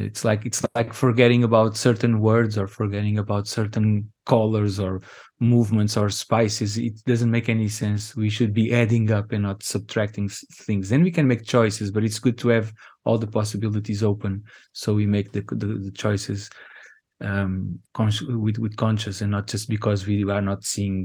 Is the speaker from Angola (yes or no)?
yes; Angola; And that's like a very important piece of information about ourselves, people growing up in Angola, but also ourselves as humans.